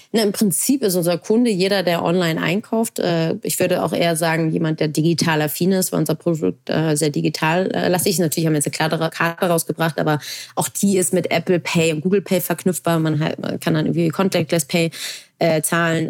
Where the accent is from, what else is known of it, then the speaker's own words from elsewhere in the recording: Hamburg, Germany; weil ich gebürtige Hamburgerin bin